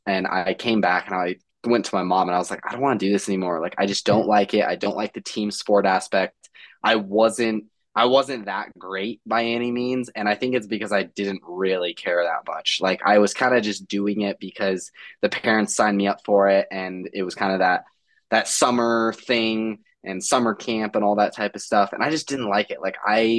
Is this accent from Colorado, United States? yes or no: yes; Littleton, Colorado, United States; I'm from Littleton, Colorado